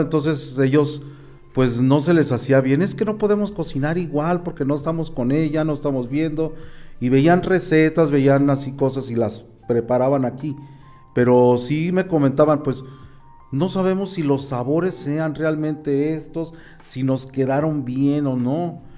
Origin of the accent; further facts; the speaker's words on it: Mexico; nosotros como mexicanos